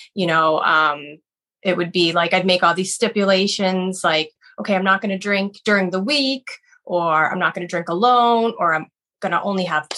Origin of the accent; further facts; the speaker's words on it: Buffalo, New York, United States; moved away as an adult; now in Boston, United States; I've lived here actually 18 years, but I'm originally from Buffalo, New York